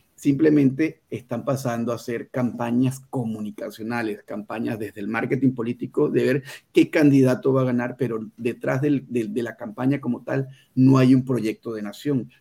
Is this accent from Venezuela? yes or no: yes; Venezuela; now in Mexico City, Mexico; como venezolano, tengan mucho cuidado porque vengo del futuro. Ya lo vivimos en Venezuela